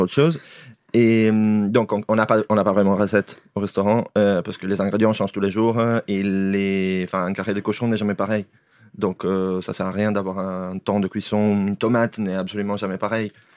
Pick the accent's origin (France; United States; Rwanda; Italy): Italy; northern Italy; moved away; je viens de moitié d'Italie du Nord, moitié d'Italie du Sud, donc je viens aussi de l'Italie, mais j'ai grandi dans l'Italie du Bas, enfin, dans l'Italie du Nord